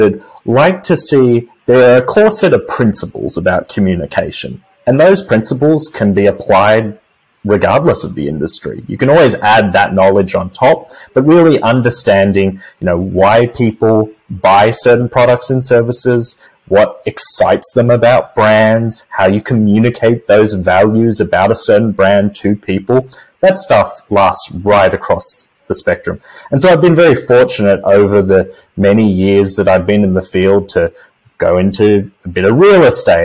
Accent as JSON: {"language": "English", "country": "Australia", "moved": "as an adult", "lives_now": "United States", "said": "in Australia, my home country"}